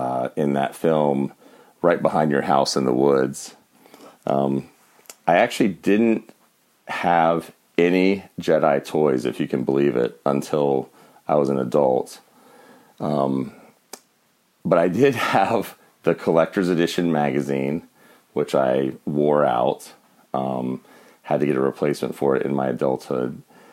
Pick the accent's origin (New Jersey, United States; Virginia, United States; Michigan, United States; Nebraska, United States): Virginia, United States; Winchester; I saw Star Wars at age 4 in 1977 in my hometown of Winchester, Virginia, at the Plaza Theater